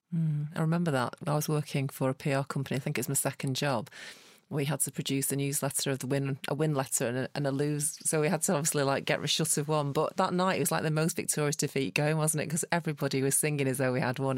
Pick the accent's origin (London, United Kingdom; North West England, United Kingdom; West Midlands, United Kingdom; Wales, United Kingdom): North West England, United Kingdom; Manchester; as a Mancunian